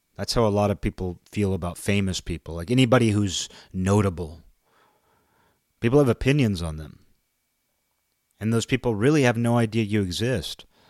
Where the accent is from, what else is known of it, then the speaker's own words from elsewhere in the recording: United States; being an American